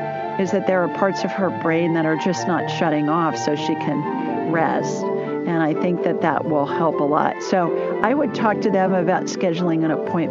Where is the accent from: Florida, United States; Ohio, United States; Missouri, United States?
Ohio, United States; Columbus; I grew up in Columbus, Ohio